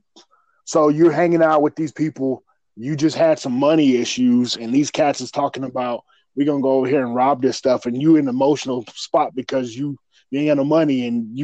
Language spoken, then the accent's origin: English; Colorado, United States; I was raised in Colorado